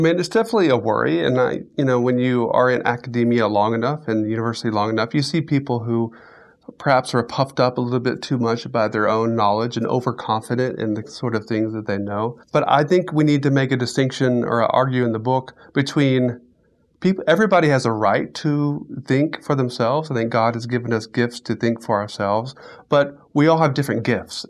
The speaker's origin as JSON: {"language": "English", "region": "Central Florida", "country": "United States", "tie": "born or raised there", "moved": "as an adult", "lives_now": "Alabama, United States", "said": "I grew up in Florida, Central Florida, and so I am a native Floridian"}